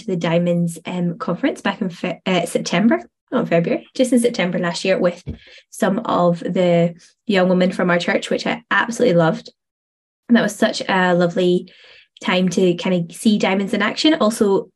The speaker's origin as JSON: {"language": "English", "region": "Northern Ireland", "country": "United Kingdom", "also_born_or_lived": "Stirling, Scotland", "moved": "as an adult", "lives_now": "Scotland", "said": "I moved from Northern Ireland over to Stirling"}